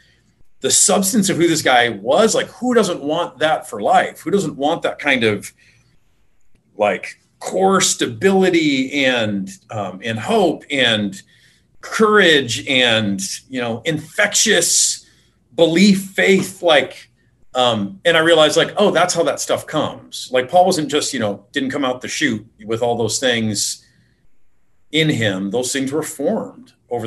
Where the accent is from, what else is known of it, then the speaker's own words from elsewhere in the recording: Detroit, Michigan, United States; I grew up in Detroit area